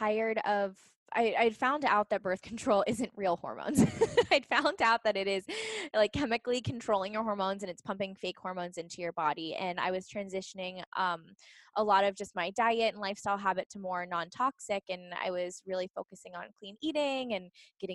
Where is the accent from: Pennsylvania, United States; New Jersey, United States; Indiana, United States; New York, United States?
Pennsylvania, United States; Pittsburgh; moved away as an adult; now in San Diego, United States; I'm from Pittsburgh. So born and raised on the East Coast